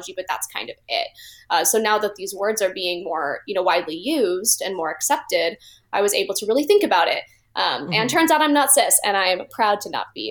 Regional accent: Phoenix, Arizona, United States; moved away as an adult; now in Los Angeles, United States; I'm originally from Phoenix, Arizona

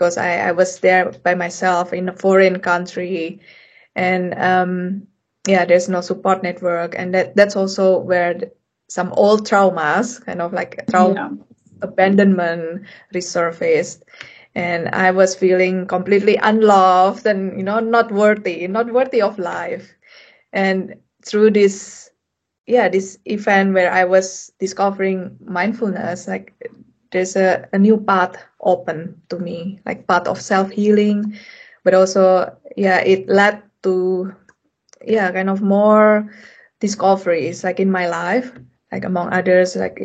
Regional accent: Indonesia; moved away as an adult; also born or lived in Europe; I come from Indonesia

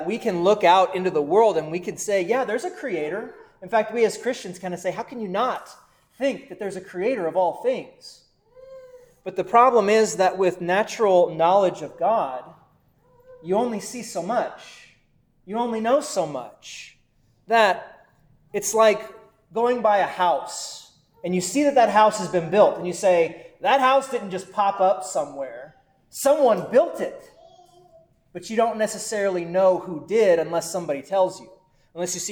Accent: Texas, United States; moved away as an adult; also born or lived in Valley City, Ohio; I was from Texas

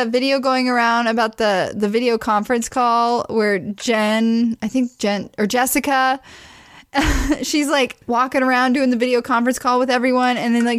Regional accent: near Branson, Missouri, United States; I grew up near Branson, Missouri

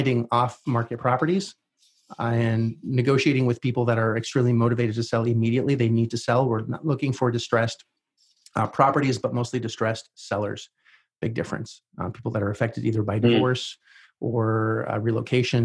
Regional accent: Canada; since I was Canadian

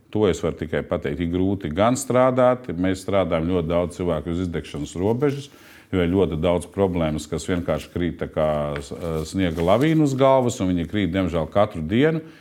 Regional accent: Latvia; es esmu no Latvijas pilsonis, strādāju Latvijas kompānijā

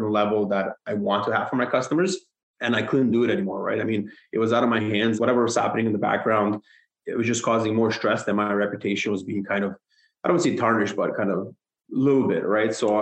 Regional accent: Hamilton, Ontario, Canada; I moved to Hamilton. I'm from Hamilton, Ontario, back in middle school around grade 6. Stayed there, didn't budge

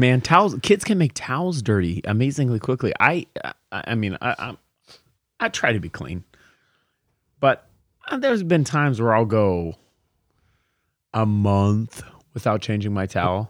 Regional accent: Portland, United States; moved away; I'm from Portland

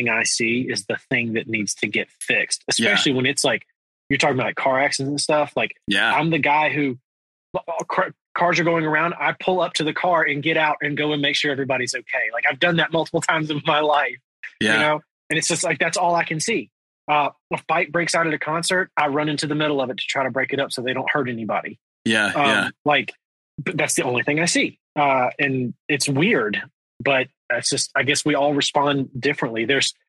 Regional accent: Georgia, United States; moved away as an adult; also born or lived in Atlanta, Georgia / Los Angeles, California; now in Nashville, United States; I grew up in Georgia.

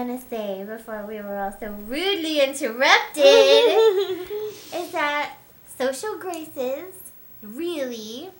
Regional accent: the South, United States; I'm from the South.

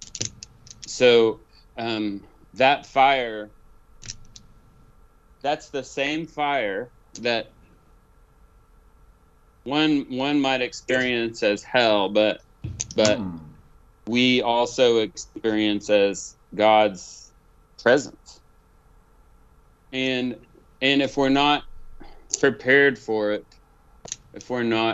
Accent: Oklahoma, United States; also born or lived in Tennessee; I'm from Oklahoma, but my dad, you know, Swede from Minnesota

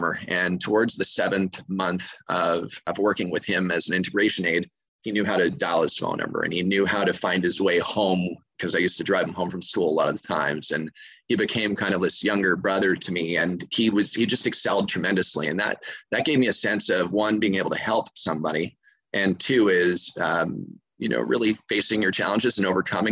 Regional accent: Montreal, Quebec, Canada; moved away as an adult; now in Anguilla; I'm originally from Montreal, Quebec, Canada, from the cold north.

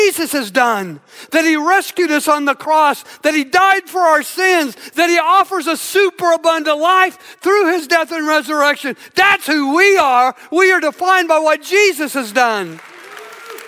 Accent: Southern Illinois, United States; I grew up in Southern Illinois

